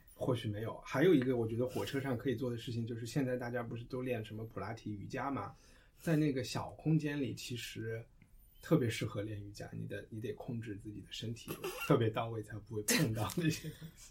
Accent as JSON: {"language": "Chinese", "country": "United Kingdom", "moved": "yes", "said": "作为一个英国人。作为一个英国人"}